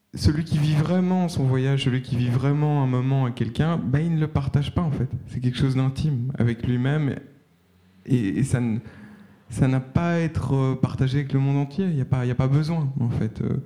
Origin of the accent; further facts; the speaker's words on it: Brussels, Brussels-Capital Region, Belgium; je suis bruxellois